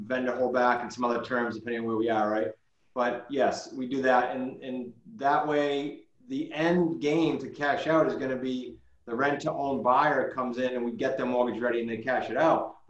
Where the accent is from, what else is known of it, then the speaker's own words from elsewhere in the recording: New England, United States; we're from New England